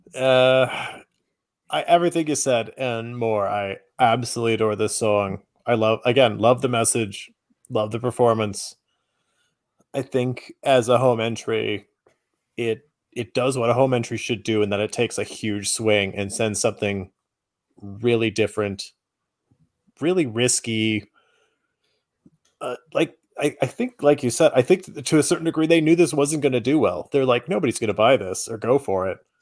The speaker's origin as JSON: {"language": "English", "country": "United States", "said": "as an American, it hit a little bit differently"}